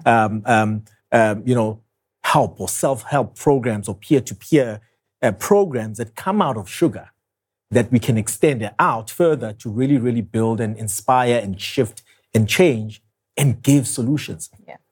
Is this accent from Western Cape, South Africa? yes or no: no; Soweto, Gauteng, South Africa; I grew up in Soweto. I'm a Soweto boy